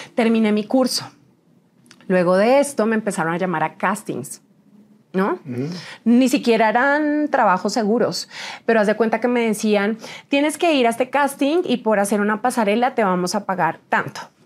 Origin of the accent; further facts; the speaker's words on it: Huila, Colombia; fui señorita Huila 2010. en mi país.